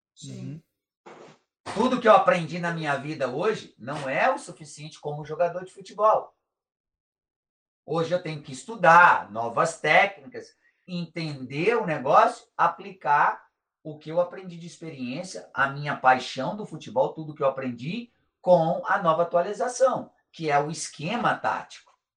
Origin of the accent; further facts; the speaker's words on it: Brazil; moved away as an adult; now in United States; eu sou brasileiro, gosto do meu país, amo o meu país